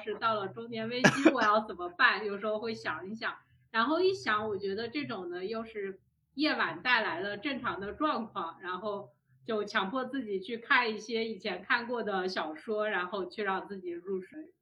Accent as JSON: {"language": "Chinese", "country": "China", "said": "我们中国人"}